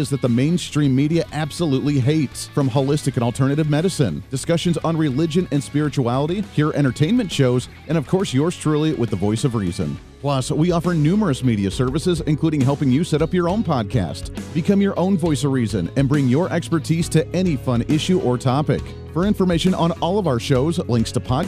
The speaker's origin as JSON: {"language": "English", "area": "Ohio area, Michigan area, Rust Belt", "region": "Midwest", "country": "United States", "tie": "born or raised there", "said": "growing up in the Ohio area, in the Michigan area, in the Rust Belt area"}